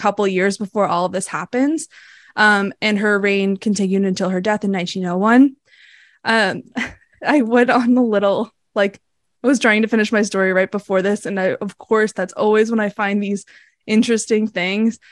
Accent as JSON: {"language": "English", "region": "Massachusetts", "country": "United States", "tie": "born or raised there", "said": "I grew up in Massachusetts"}